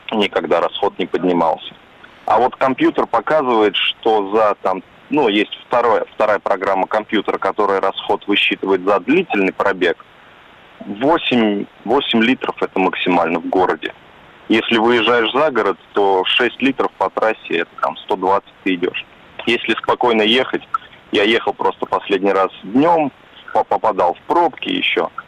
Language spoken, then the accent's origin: Russian; Moscow, Russia; Я сам из Москвы, но вот ездил несколько раз в Петербург.